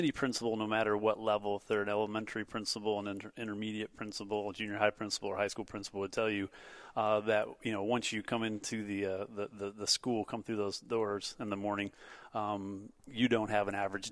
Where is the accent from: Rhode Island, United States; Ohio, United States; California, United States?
Ohio, United States; Northwest; also born or lived in Toledo, Ohio / Perrysburg, Ohio; I'm originally from Northwest Ohio. I graduated from Otsego High School